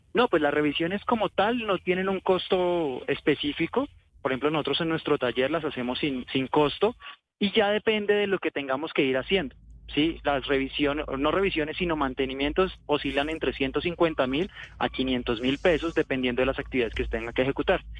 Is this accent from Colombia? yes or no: yes; Colombia; como, buen colombiano o buenos colombianos